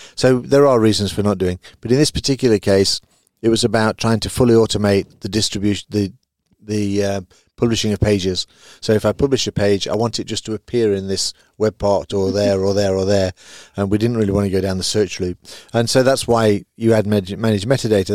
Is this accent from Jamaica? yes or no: no; United Kingdom; now in Belgium; I live in Belgium. Obviously, I'm a Brit